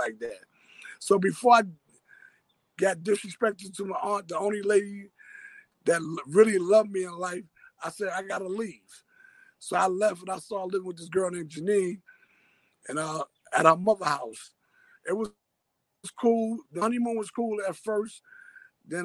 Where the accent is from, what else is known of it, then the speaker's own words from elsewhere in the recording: New York City, New York, United States; I'm born and raised in Harlem, Harlem Hospital, through and through. I'm Harlem all the way out